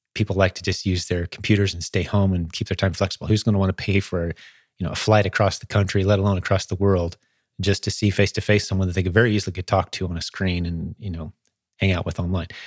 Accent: Indianapolis, Indiana, United States; in Indianapolis, fly to my hometown

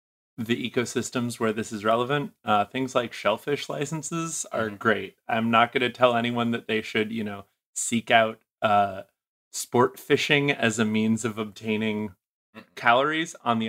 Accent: New England, United States; because I'm originally from New England. That's the time of year where you stop being able to get food out of the ground and everything freezes and dies

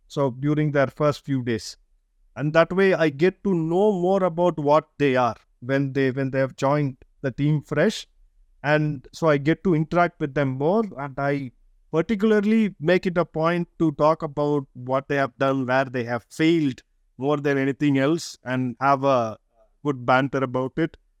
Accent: India; English is a second language; being Indian is we grow up in a diverse environment all our lives to different languages

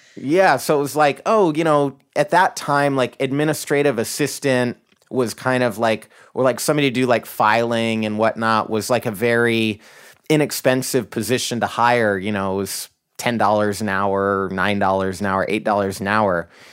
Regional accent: Idaho, United States; now in Seattle, United States; I grew up in Idaho, in a conservative Christian family

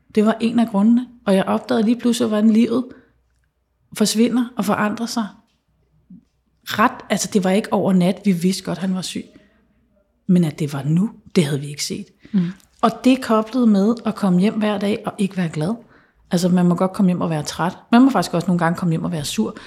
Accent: Central Jutland, Central Denmark Region, Denmark; moved away; jeg er vokset op på Midtjylland

